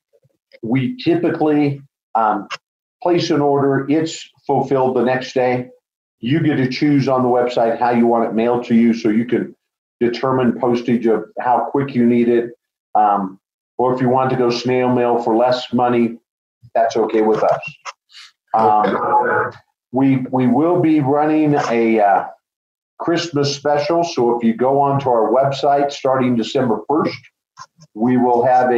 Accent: Colorado, United States; I'm a fifth generation Coloradoan. So I am from Colorado

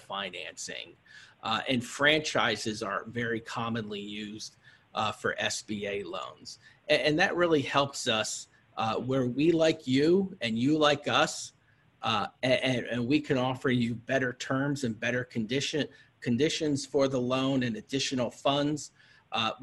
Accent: Pennsylvania, United States; my home state of Pennsylvania

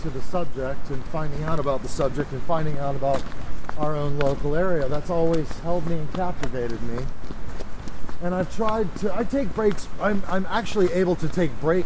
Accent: Orlando, Florida, United States; moved away; I'm from Orlando, Florida

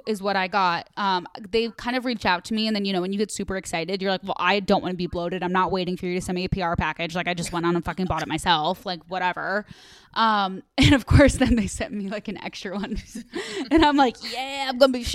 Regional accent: Midwest, United States; I'm from the Midwest.

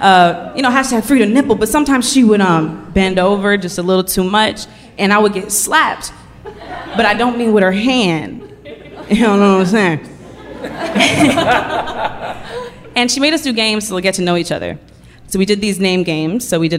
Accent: Oakland, California, United States; Gets to me, I'm from Oakland. And I already know Oakland has a negative connotation behind it.

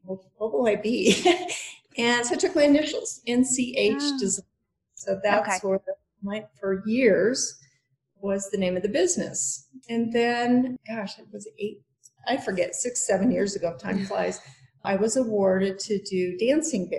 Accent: Denver, Colorado, United States; moved away as an adult; now in Aspen, United States; I'm from Denver originally.

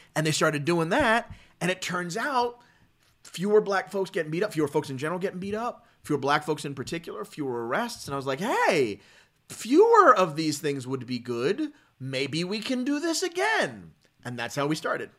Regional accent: Philadelphia, Pennsylvania, United States; growing up, um, as a, as a black guy, um, from Philly and the suburbs

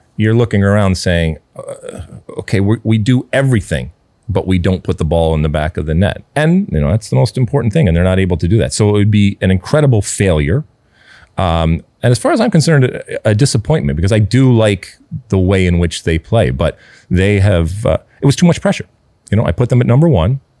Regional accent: United States; us being American soccer fans

